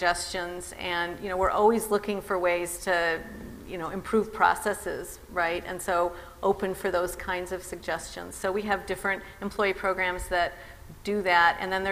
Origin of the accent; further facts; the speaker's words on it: Midwest, United States; now in California, United States; I grew up in the Midwest